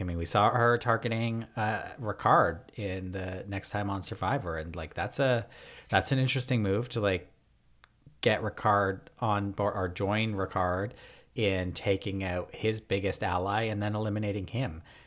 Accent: Toronto, Ontario, Canada; I'm from Toronto.

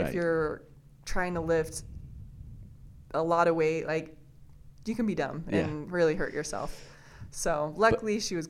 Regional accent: Riverton, Utah, United States; also born or lived in Twin Falls, Idaho; I was born and raised in Riverton.

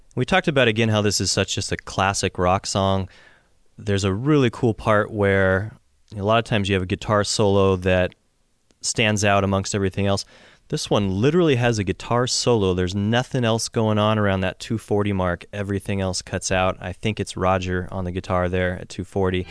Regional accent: Seattle, Washington, United States; Seattle, which is my hometown

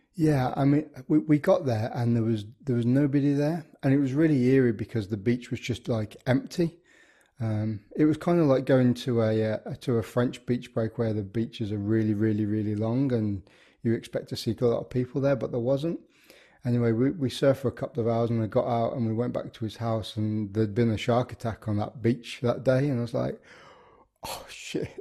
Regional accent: the Midlands, England, United Kingdom; I grew up in the Midlands

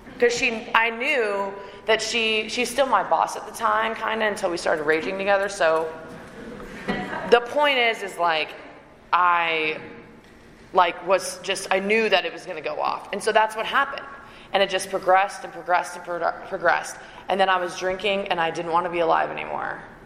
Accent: Canada; moved away; also born or lived in Raleigh, North Carolina; I'm Canadian

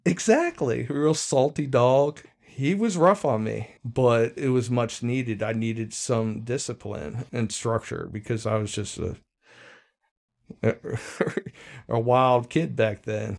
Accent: Arlington, Virginia, United States; I spent the first twelve years of my life in Arlington County

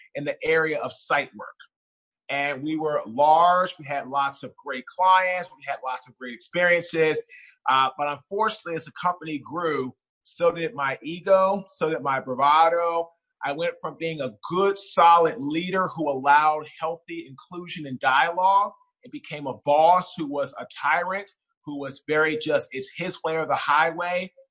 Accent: Washington, District of Columbia, United States; also born or lived in Baltimore; now in Raleigh, United States; I'm originally from Washington D.C. I currently live right now in Raleigh, North Carolina

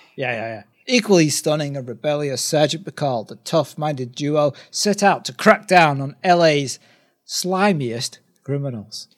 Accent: United Kingdom; we're, we're two British guys

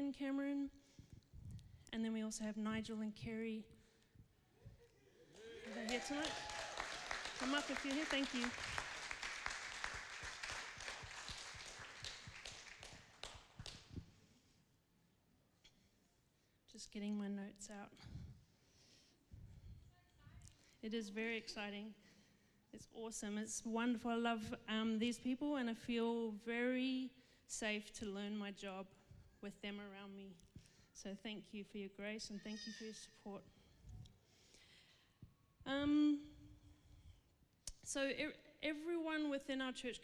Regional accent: Zimbabwe; now in Perth, Australia; when I grew up in Zimbabwe, I lived in her home.

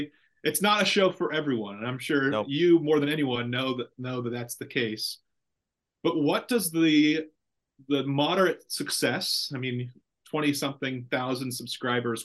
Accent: Central Valley, California, United States; now in Ripon, United States; I'm from the Central Valley, but not from Ripon

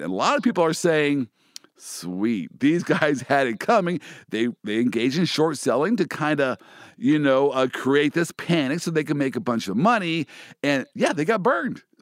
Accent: Kansas City, United States; my hometown, the Kansas City Chiefs.

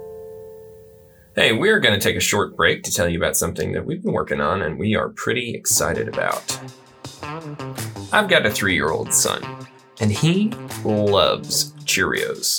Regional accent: the North, United States; also born or lived in Texas; now in Colorado, United States; I grew up in the North. I'm a Yankee

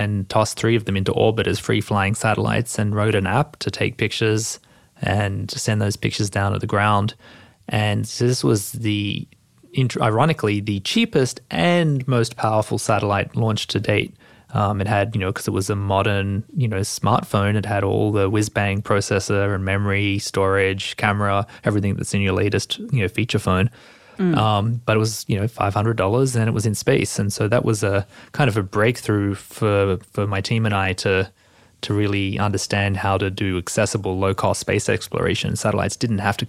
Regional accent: Australia; moved away; as an Australian

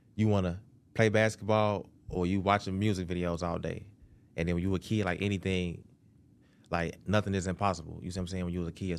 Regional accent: Chicago, Illinois, United States; I'm from Chicago, Southside

